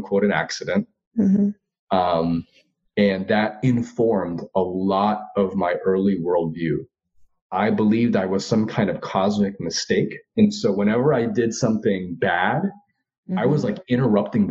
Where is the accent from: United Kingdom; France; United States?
United States; Largo, Florida; I was born and raised in Florida. So I am a Korean Floridian